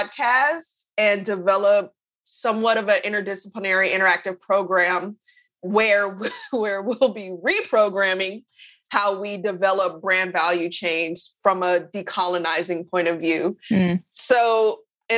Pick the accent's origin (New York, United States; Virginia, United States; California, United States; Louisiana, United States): California, United States; Oakland; I'm from Oakland